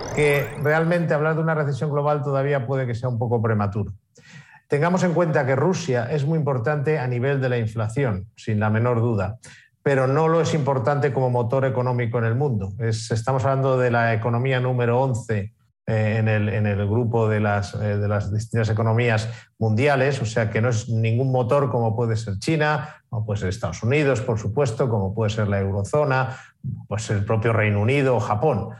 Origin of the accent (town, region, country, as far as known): Nicaragua